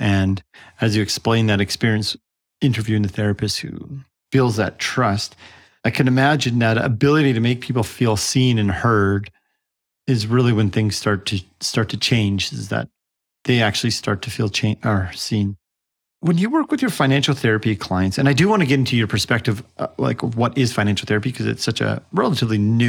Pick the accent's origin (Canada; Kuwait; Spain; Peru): Canada; I'm Canadian